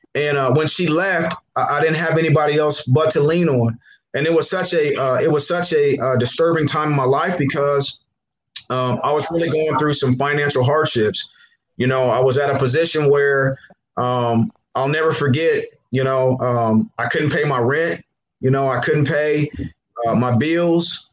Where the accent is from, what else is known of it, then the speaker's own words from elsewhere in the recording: Muncie, Indiana, United States; I'm born and raised in Muncie, 1216 7th Street